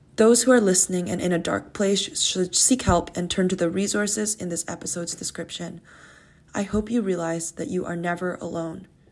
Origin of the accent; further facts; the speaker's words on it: Canada; as a Canadian university student